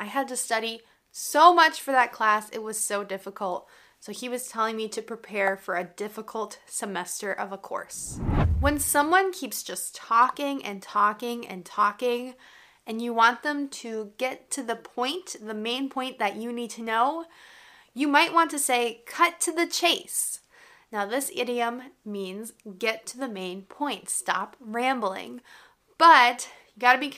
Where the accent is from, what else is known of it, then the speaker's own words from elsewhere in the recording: United States; I'm an American English teacher